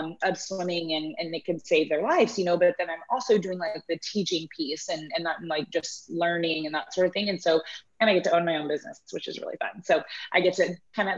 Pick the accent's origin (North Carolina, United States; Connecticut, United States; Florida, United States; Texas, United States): Texas, United States; Houston; I grew up in Houston as well